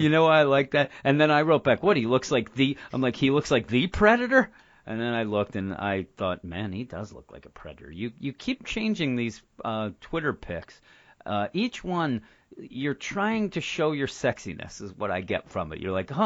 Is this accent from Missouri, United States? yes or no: no; Philadelphia, Pennsylvania, United States; we're from the Philadelphia area, and when I grew up, when we first got cable, one of the channels there was Channel 9